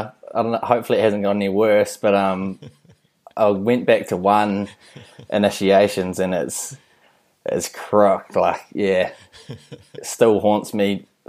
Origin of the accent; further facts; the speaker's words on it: Whanganui, Manawatū-Whanganui, New Zealand; moved away as an adult; also born or lived in Lincoln; had an awesome bunch of mates and a lot of family in Whanganui, so it was an awesome place to grow up.